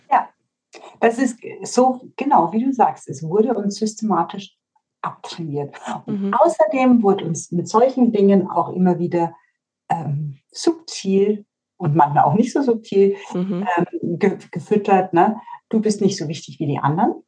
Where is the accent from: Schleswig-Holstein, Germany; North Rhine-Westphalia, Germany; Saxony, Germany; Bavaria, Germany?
Bavaria, Germany; bei uns in Bayern